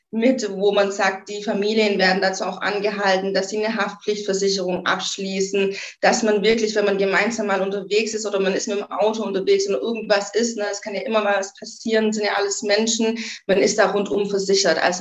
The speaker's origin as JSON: {"language": "German", "town": "Göppingen", "region": "Baden-Württemberg", "country": "Germany", "tie": "born or raised there", "said": "ich war ein paar Jahre weg von Göppingen. Göppingen ist meine Heimat, ähm, bin wieder zurück in die Heimat"}